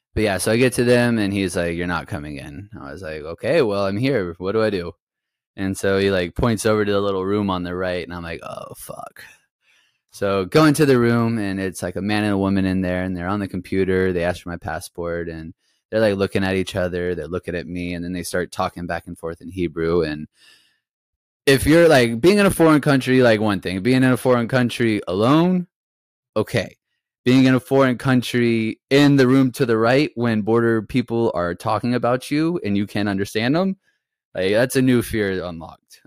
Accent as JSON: {"language": "English", "country": "United States", "tie": "born or raised there", "moved": "as an adult", "lives_now": "Israel", "said": "what I grew up playing in the States"}